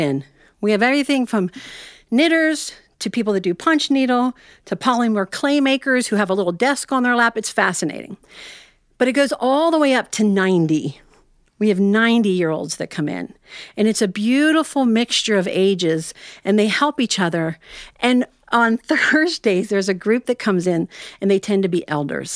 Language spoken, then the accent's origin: English; Ohio, United States; I'm actually from Ohio, and I have a little yarn shop there